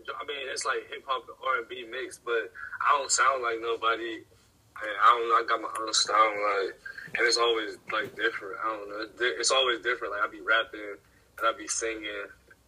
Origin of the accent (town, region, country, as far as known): Ohio, United States